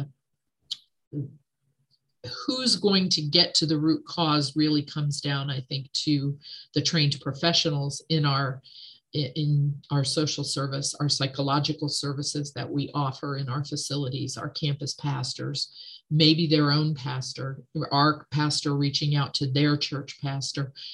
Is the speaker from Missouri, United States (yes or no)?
no; near Athens, Ohio, United States; I grew up in Athens, Ohio. I grew up not far from there.